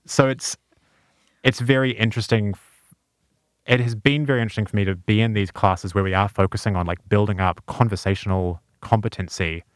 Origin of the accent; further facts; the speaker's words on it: New Zealand; moved away; I'm from New Zealand.